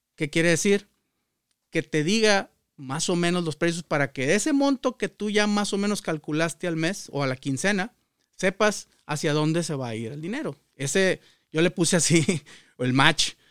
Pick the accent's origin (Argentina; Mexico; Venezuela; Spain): Mexico; Culiacán, Sinaloa; moved away as an adult; also born or lived in Celaya, Guanajuato; now in United States; yo nací en el estado de Sinaloa, en Culiacán.